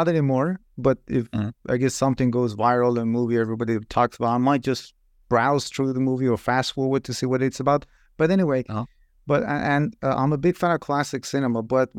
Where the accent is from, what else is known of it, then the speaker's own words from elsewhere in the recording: Iran; I'm originally from Iran.